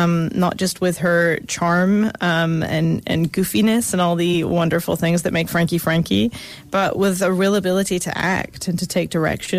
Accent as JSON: {"language": "English", "region": "Scotland", "country": "United Kingdom", "said": "my family don't believe that I'm Scottish anymore"}